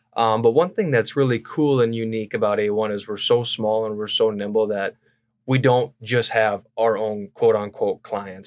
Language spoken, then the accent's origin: English; White Lake, South Dakota, United States; also born or lived in Brookings, South Dakota / Mitchell, South Dakota / Pierre, South Dakota; I grew up in White Lake, which is about oh 100 miles west of Sioux Falls